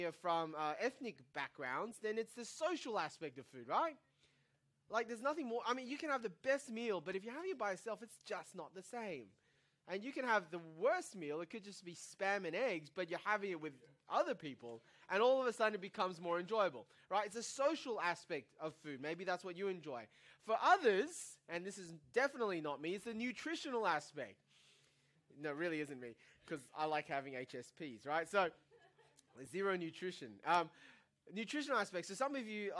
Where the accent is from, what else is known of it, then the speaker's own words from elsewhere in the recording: Taiwan; now in Australia; growing up in Taiwan